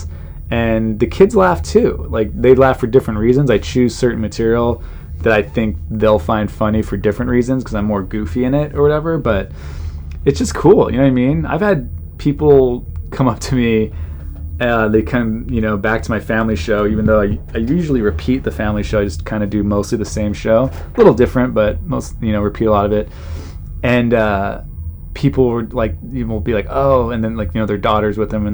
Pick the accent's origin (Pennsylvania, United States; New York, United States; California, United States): California, United States; Southern; I grew up in Southern California.